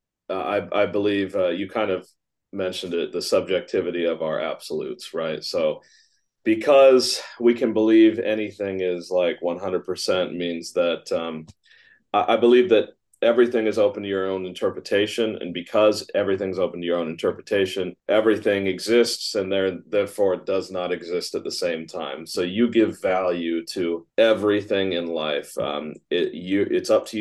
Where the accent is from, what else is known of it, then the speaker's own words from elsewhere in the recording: United States; Just being a kid growing up in America